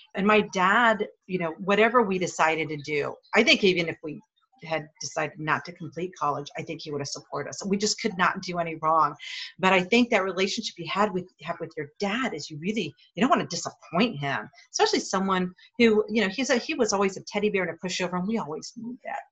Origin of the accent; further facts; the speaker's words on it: Hawaii, United States; I grew up here in Hawaii.